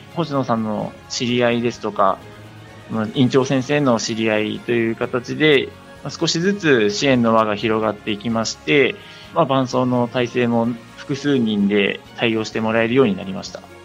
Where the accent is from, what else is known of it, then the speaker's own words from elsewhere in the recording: Gunma, Japan; 地元群馬県大好きですので、群馬で競技続けたいなっていうので